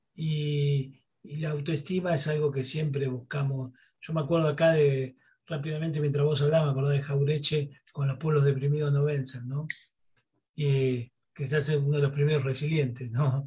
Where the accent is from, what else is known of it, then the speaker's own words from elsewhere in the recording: Buenos Aires, Argentina; somos de Buenos Aires